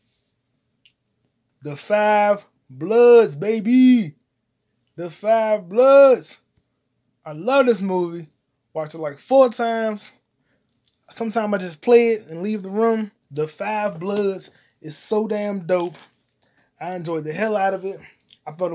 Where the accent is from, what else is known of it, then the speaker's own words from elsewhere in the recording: United States; I'm an American